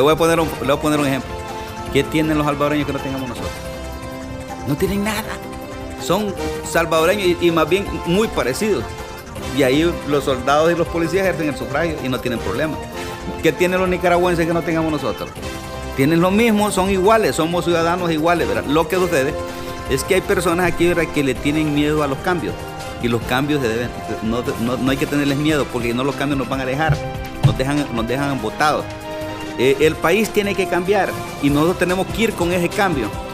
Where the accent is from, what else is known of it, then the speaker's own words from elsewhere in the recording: Honduras; nosotros somos tontos los hondureños